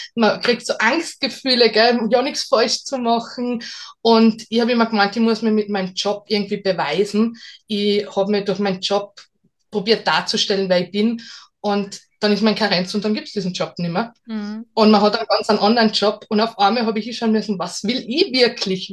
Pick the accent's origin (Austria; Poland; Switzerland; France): Austria; Salzburg; ich bin aus Salzburg